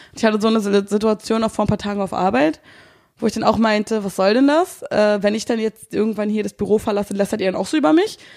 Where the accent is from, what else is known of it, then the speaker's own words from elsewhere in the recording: Berlin, Germany; accent: Berlin dialect; also born or lived in Brandenburg; Ich bin Berliner